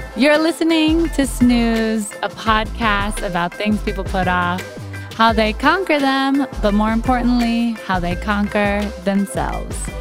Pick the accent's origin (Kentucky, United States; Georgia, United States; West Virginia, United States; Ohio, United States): Ohio, United States; Columbus; moved away; my hometown, Columbus, Ohio